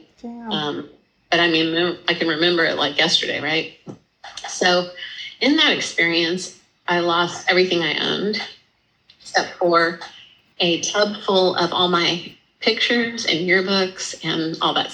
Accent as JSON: {"language": "English", "town": "El Paso", "region": "Texas", "country": "United States", "tie": "born or raised there", "also_born_or_lived": "Dallas, Texas / Austin, Texas / Cambridge", "moved": "as an adult", "said": "So I was living in Dallas till I was about 10. And then we moved to El Paso, Texas. And I lived there through high school."}